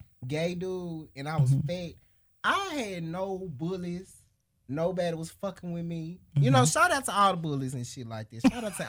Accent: Memphis, Tennessee, United States; I'm originally from Memphis, Tennessee.

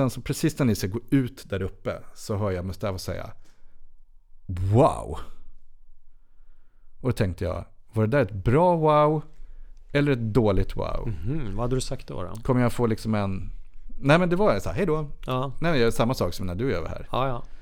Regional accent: Sweden; jag är vit och svensk man.

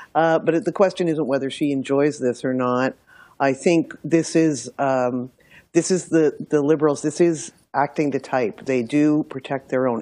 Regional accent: Milton, Ontario, Canada; I'm from Milton

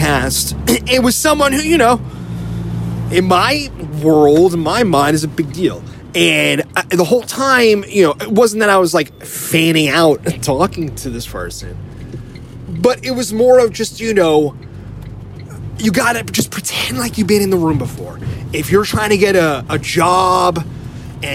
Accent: New Jersey, United States; now in San Francisco, United States; I grew up in Jersey, you know, so we grew up hanging around New York City

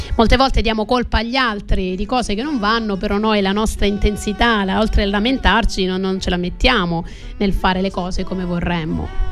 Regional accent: Calabria, Italy; sono calabrese

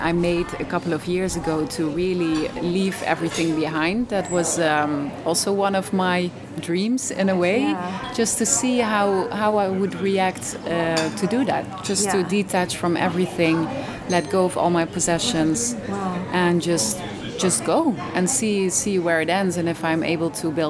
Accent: Netherlands; English is a second language; moved away as an adult; also born or lived in Cambodia / India; now in Thailand; I'm originally from the Netherlands, but I've been living abroad for a couple of years now already. Because before this, in Thailand, I'm living here since 2.5 years.

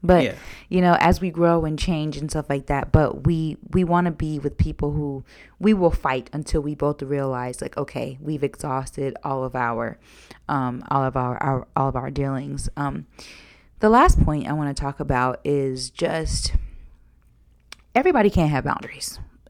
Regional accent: Georgia, United States; Sometimes you were raised in New York and I was raised in Georgia.

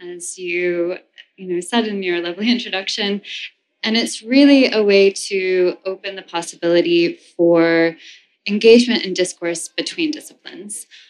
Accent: New York City, New York, United States; also born or lived in Amsterdam; I grew up in the New York City performing art world

